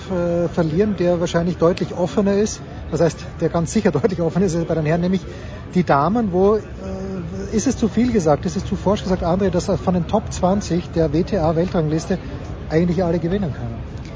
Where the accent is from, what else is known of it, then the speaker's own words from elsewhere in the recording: Austria; als Österreicher